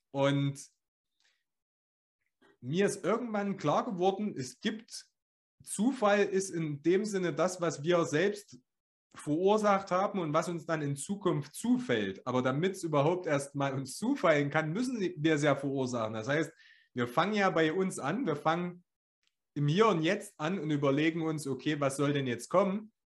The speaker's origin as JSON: {"language": "German", "region": "Thuringia", "country": "Germany", "said": "Wie wir das sagt, sagt man das so in Deutschland oder sagt man das nur bei uns in Ostthüringen?"}